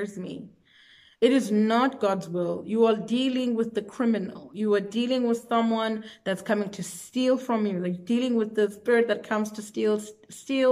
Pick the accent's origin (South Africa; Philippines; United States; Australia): South Africa; I'm from South Africa